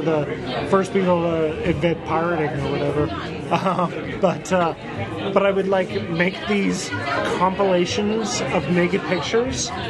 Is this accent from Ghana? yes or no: no; Alberta, Canada; growing up in Alberta, we used to go to Vancouver